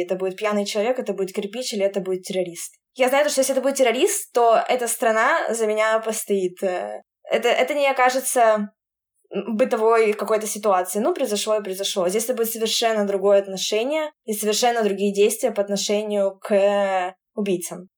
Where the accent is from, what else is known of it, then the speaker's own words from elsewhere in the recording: Urals, Russia; moved away as an adult; also born or lived in Moscow; now in Tel Aviv, Israel; мы с Урала